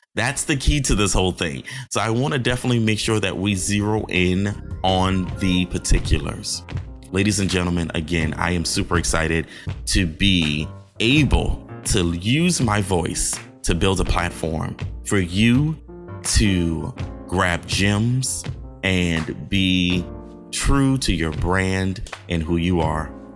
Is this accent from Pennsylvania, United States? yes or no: no; Johns Island, South Carolina, United States; also born or lived in Charleston, South Carolina; I hail from Johns Island, South Carolina, by the way of Charleston, South Carolina